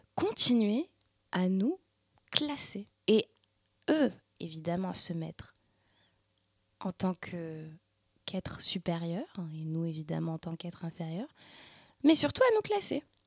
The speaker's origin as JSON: {"language": "French", "area": "Paris suburbs", "region": "Île-de-France", "country": "France", "tie": "born or raised there", "moved": "as an adult", "lives_now": "Montreal, Canada", "said": "née et ayant grandi en France, en banlieue parisienne, et maintenant immigrée à Montréal, au Québec, au Canada"}